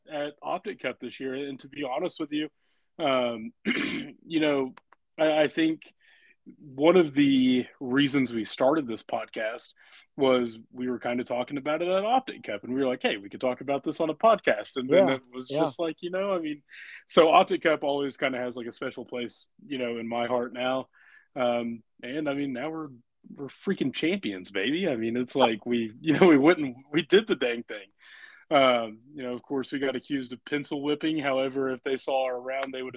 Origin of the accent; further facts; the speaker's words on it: Gore, Oklahoma, United States; Cherokee was the first, like, I guess, home course for me growing up in Gourds, only 25 minutes away.